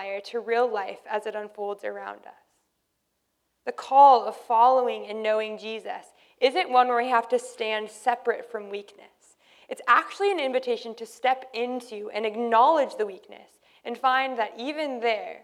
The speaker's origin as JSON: {"language": "English", "country": "Canada", "said": "we're Canadian"}